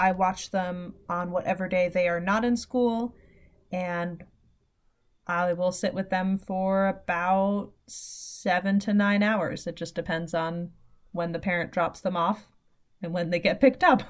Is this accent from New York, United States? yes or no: yes; New York City, New York, United States; now in upstate New York, United States; I am originally from the city